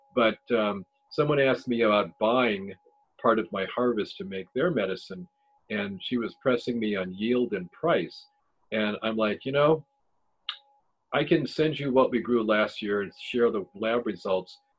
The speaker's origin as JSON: {"language": "English", "region": "Ohio", "country": "United States", "said": "I'm from Ohio"}